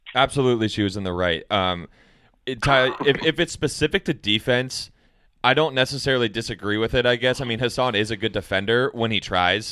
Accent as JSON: {"language": "English", "town": "Portland", "region": "Oregon", "country": "United States", "tie": "born or raised there", "said": "growing up in Portland"}